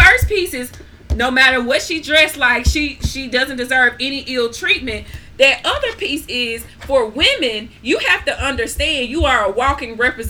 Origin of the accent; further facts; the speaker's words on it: Grenada; I grew up in Grenada.